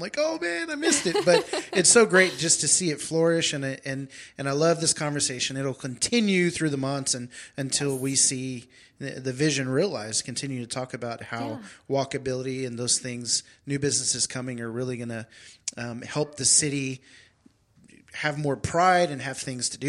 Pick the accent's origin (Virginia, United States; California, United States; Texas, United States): Texas, United States; Houston; now in Wichita, United States; so I'm not originally from Wichita. I'm from Houston, Texas, and I moved here about 8 years ago.